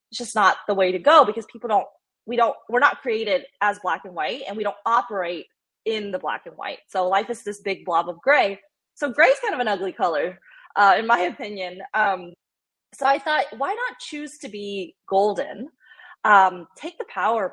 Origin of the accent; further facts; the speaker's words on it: United States; I'm Asian American